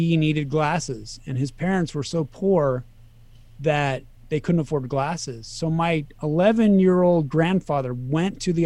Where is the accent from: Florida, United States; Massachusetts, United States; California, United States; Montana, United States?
California, United States; Sacramento; moved away as an adult; also born or lived in Reno, Nevada / Kansas City / Las Vegas; I grew up in Sacramento, and I was there until I was 24.